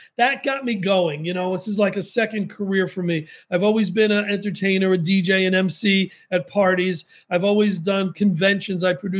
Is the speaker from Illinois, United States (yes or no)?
no; New York City, New York, United States; growing up in the Bronx